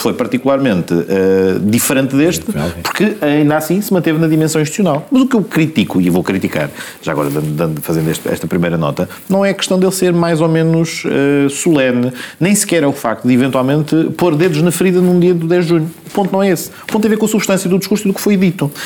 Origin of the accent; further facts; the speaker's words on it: Lisbon, Portugal; sendo alfacinha